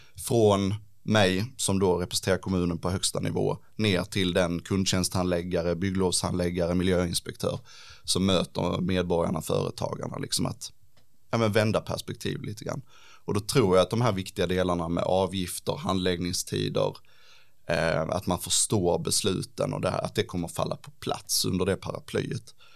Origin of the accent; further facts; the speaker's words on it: Ängelholm, Skåne, Sweden; also born or lived in Lund / Helsingborg; Jag är inte född i Ängelholm, men jag har ju bott i stort sett hela mitt liv i Ängelholm